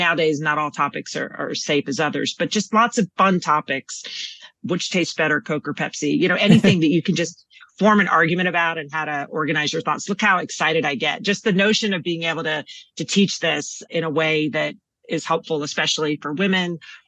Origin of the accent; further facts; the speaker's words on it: Texas, United States; So everyone assumes I'm from New York, but no, born and raised in Texas, West Texas, moved all over Texas, UT, undergrad and law school. And I think a lot of my personality is because I'm from Texas